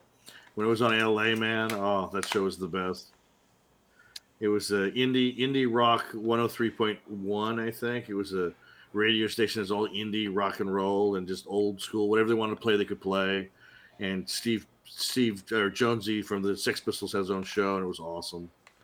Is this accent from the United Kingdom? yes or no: yes; South West England, United Kingdom; I'm from South Gloucester.